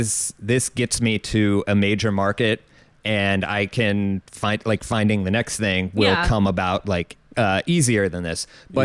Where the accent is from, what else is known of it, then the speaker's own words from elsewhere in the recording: Ohio, United States; moved away as an adult; now in New York, United States; I grew up in Ohio.